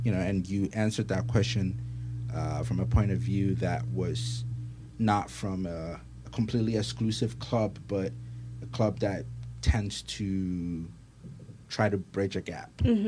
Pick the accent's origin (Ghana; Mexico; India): Ghana; now in United States; I'm from Ghana